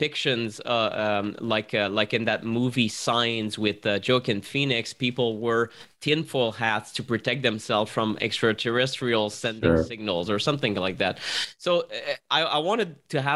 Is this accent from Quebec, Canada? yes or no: yes; Montreal, Quebec, Canada; I'm from Montreal